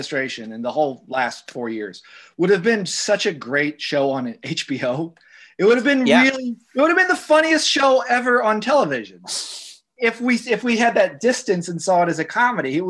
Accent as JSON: {"language": "English", "region": "the South", "country": "United States", "tie": "born or raised there", "also_born_or_lived": "New York", "moved": "yes", "said": "I grew up in the South"}